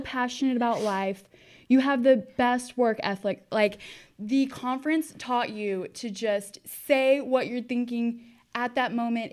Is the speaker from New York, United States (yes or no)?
no; Austin, Texas, United States; I am from Austin, Texas.